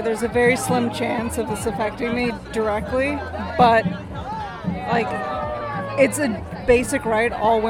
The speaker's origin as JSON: {"language": "English", "region": "Texas", "country": "United States", "moved": "yes", "lives_now": "New York, United States", "said": "Luckily, we're in New York State, but I'm from Texas."}